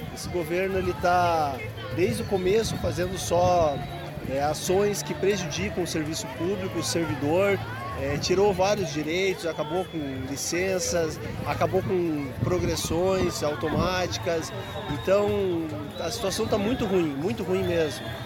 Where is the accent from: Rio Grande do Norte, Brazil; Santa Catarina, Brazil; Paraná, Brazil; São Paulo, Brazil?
Paraná, Brazil; Curitiba; sou daqui de Curitiba